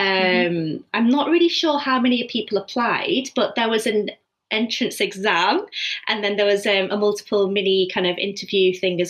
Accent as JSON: {"language": "English", "town": "Preston", "region": "North West England", "country": "United Kingdom", "also_born_or_lived": "Edinburgh / London", "moved": "as an adult", "said": "I'm actually from Preston. So I'm just living at home."}